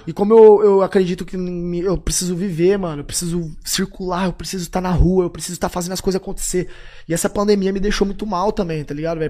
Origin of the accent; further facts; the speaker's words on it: Tupã, São Paulo, Brazil; moved away as an adult; now in São Paulo, Brazil; aquela época que eu saí de Tupã pra vir pra cá